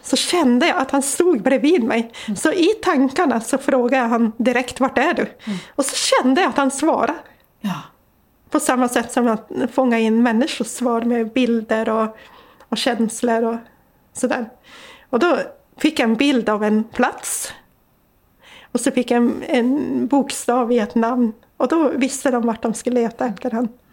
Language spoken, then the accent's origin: Swedish; Sweden; I den tro jag var uppväxt med i Lappland